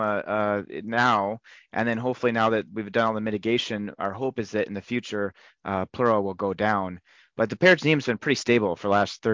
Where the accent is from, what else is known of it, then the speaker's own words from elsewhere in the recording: Montana, United States; now in Rochester, Minnesota, United States; I'm originally from Montana